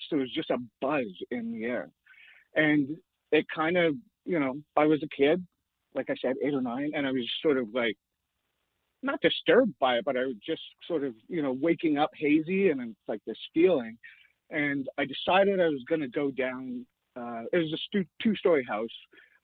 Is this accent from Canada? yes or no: yes; Sainte-Anne-de-Sabrevois, Quebec, Canada; also born or lived in Montreal; I was born in Montreal, but I grew up in a town called Saint-Anne-de-Sablevois. It's about 40 minutes outside of Montreal